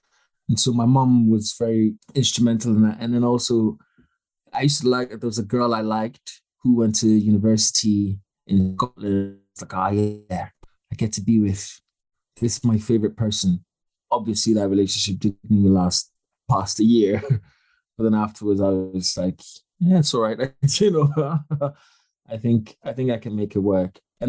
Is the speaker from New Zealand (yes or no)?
no; Ghana; Cause of Money absolutely was just us reimagining what life was like growing up in Ghana in high school